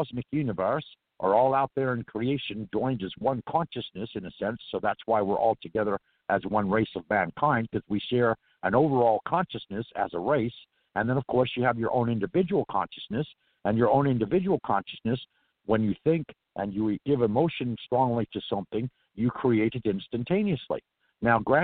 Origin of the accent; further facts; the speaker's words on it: California, United States; accent: Irish; also born or lived in New Orleans; I'm from California